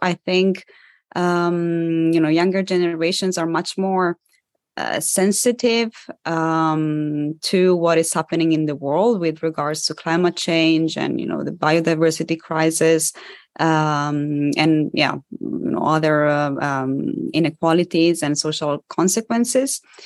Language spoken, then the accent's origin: English; Italy; moved away; my parents are Polish, but I was born and raised in Italy.